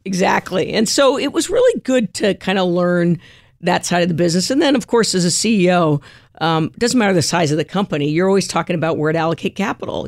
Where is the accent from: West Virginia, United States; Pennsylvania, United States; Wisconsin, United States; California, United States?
California, United States; born or raised there; also born or lived in Montclair, New Jersey / Jersey City, New Jersey